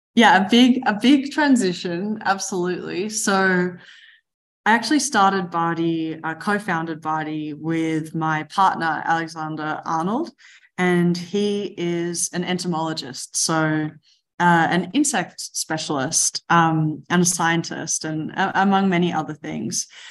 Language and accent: English; Mornington Peninsula, Melbourne, Victoria, Australia; I grew up in the Mornington Peninsula, just outside of Melbourne, a beautiful place in the world.